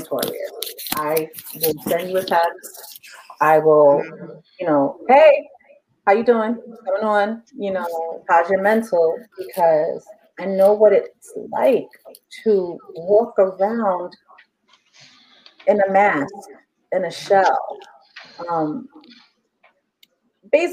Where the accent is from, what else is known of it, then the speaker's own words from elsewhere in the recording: New York City, New York, United States; I'm from Harlem, but I'm also African